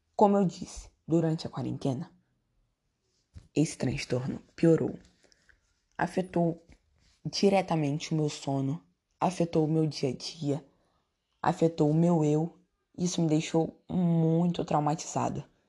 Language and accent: Portuguese; São Gonçalo, Rio de Janeiro, Brazil; also born or lived in Niterói; Sempre morei em São Gonçalo